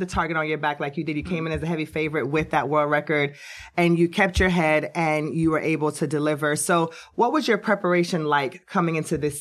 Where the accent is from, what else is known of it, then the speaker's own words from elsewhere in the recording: Jamaica; I was born in Jamaica as well.